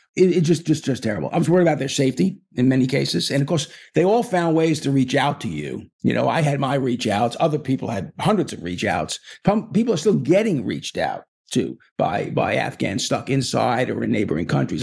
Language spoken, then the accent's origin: English; New York, United States; I'm a New Yorker